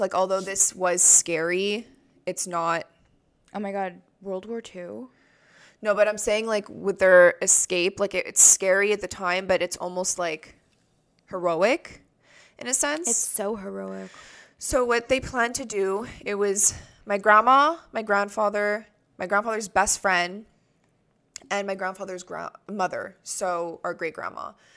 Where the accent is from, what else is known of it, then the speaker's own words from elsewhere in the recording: Canada; I'm Canadian